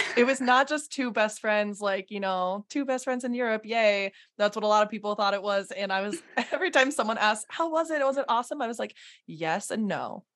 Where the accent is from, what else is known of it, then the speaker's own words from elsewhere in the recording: South Dakota, United States; also born or lived in Minnesota; I'm from South Dakota.